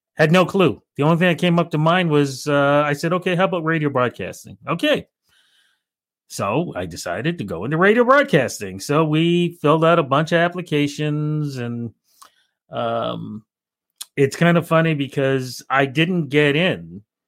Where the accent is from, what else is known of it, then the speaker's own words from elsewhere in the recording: Toronto, Ontario, Canada; growing up in Toronto